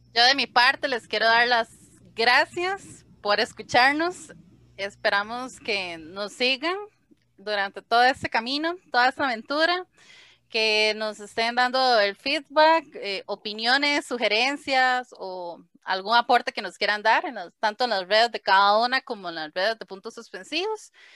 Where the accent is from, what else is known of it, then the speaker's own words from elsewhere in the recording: Heredia, Costa Rica; soy de Heredia, Costa Rica